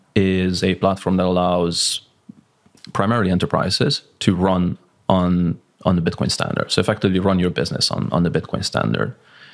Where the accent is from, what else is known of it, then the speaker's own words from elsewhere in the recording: Hungary; English is a second language; now in Malaga, Spain; So I'm based in Malaga, Spain. Yeah. I'm originally Hungarian.